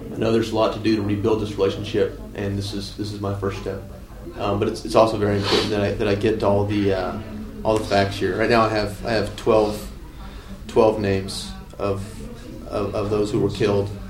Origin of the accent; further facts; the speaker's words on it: United States; I'm an American.